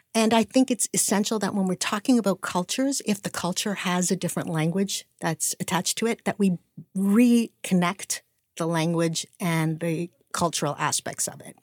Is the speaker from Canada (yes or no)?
yes; Canada; moved away as an adult; now in United States; I'm Canadian. Wow. I was born and raised in Canada